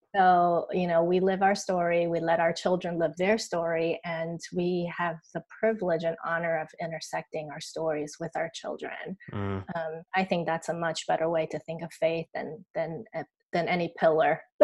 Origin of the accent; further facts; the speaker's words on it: Taiwan; I grew up here in Taiwan